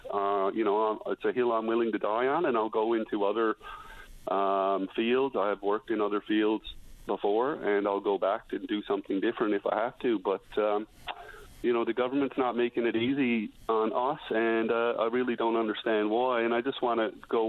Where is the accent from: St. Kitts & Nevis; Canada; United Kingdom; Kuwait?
Canada; Newfoundland and Labrador; moved away as an adult; also born or lived in British Columbia; my wife and I moved back to Newfoundland